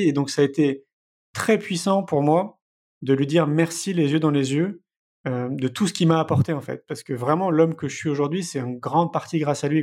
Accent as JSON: {"language": "French", "town": "Paris", "region": "Île-de-France", "country": "France", "tie": "born or raised there", "moved": "as an adult", "said": "j'ai grandi à Paris, hein, j'y suis resté 34 ans"}